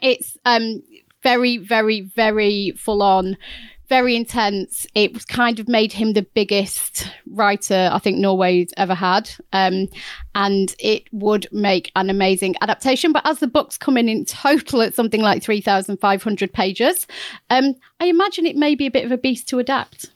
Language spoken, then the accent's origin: English; Chesterfield, East Midlands, United Kingdom; my hometown